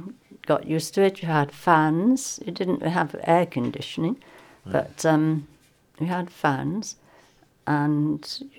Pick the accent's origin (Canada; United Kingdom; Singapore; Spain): United Kingdom; England; moved away as an adult